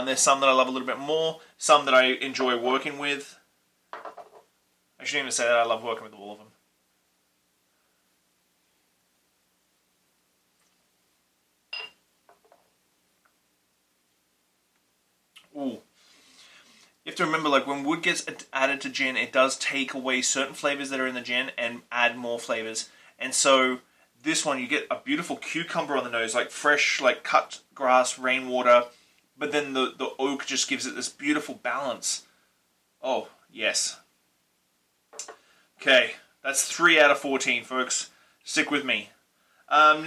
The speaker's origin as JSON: {"language": "English", "country": "Australia", "tie": "born or raised there", "moved": "yes", "lives_now": "Vancouver Island, Canada", "said": "I grew up in Australia"}